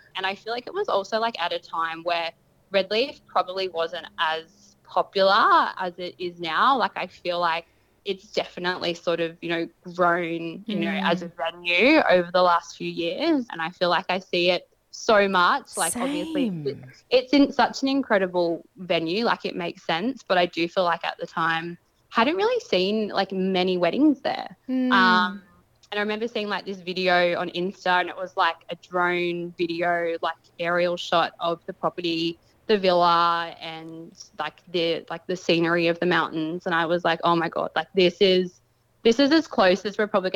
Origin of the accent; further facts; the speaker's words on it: Sydney, New South Wales, Australia; moved away as an adult; now in Brisbane, Australia; I'm from Sydney.